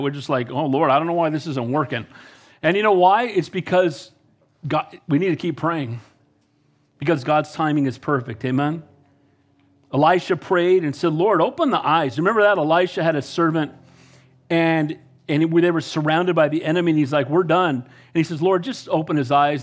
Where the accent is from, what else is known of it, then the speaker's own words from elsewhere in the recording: Santa Cruz, California, United States; I'm from Santa Cruz